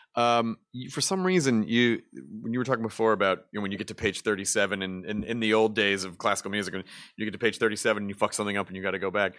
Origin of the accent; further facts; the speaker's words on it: Tennessee, United States; moved away; my Tennessee's my home state